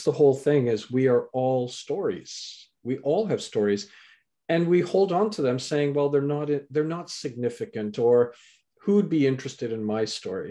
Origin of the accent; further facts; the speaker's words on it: Canada; also born or lived in England; so I was born in England, raised in Canada